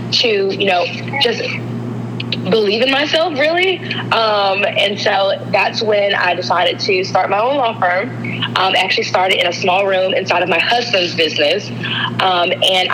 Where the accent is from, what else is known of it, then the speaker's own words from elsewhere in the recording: Alabama, United States; I am from Alabama.